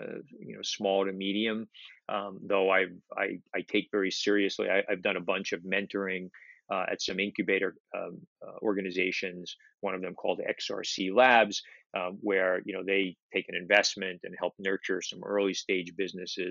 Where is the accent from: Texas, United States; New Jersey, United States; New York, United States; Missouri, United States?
New York, United States; New York City; I grew up in Brooklyn